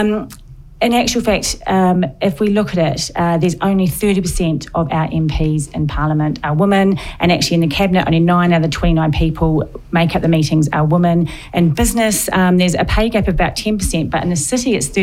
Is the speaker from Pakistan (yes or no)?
no; New Zealand; moved away as an adult; also born or lived in Warley, England; now in England; I'm from New Zealand, and it was all about sport. My sister played netball for New Zealand